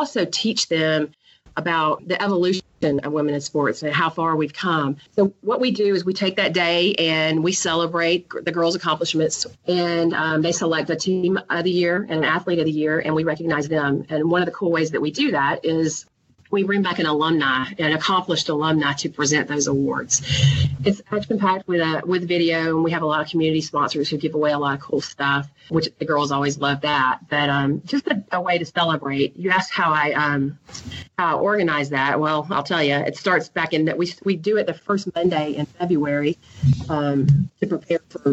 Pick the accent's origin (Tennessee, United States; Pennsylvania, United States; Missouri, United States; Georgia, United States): Georgia, United States; Columbus; I was invited to go back to my hometown, Columbus, Georgia